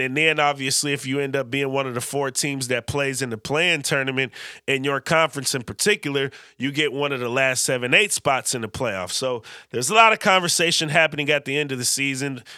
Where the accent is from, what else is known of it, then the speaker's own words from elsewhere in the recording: Vallejo, California, United States; V-Town, my hometown